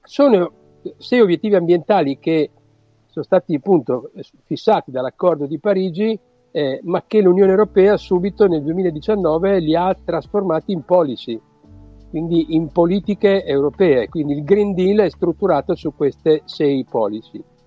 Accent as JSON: {"language": "Italian", "town": "Rimini", "region": "Emilia-Romagna", "country": "Italy", "also_born_or_lived": "Venice / Treviso / Bologna", "moved": "as an adult", "said": "io sono romagnolo di Rimini, ma ho studiato a Venezia"}